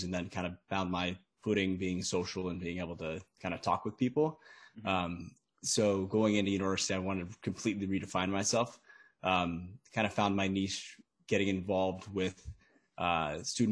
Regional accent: United States; I'm from the States

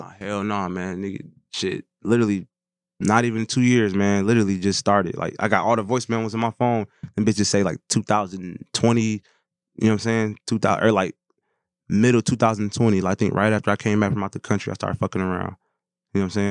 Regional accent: Saint Paul, Minnesota, United States; born and raised Saint Paul, Minnesota

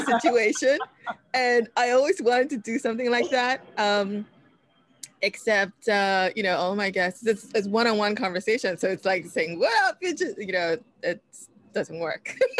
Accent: New York City, New York, United States; I grew up in Washington Heights

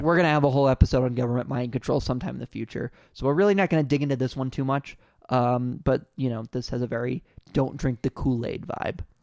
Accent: California, United States; I'm from California

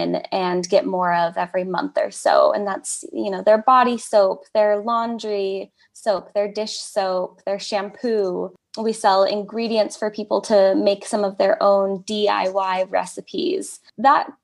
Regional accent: United States; moved away as an adult; also born or lived in California / Oregon; now in South Dakota, United States; I grew up in California and Oregon, which are very progressive

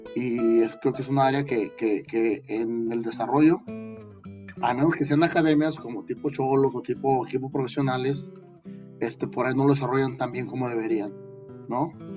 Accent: Mexico

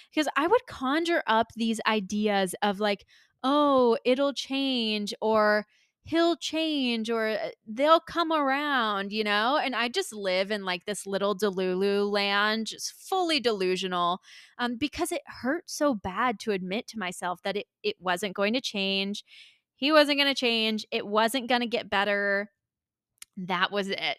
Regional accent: Tampa, Florida, United States; moved away as an adult; I decided to move back to the Tampa Bay area of Florida, um, which is my hometown and where my parents are

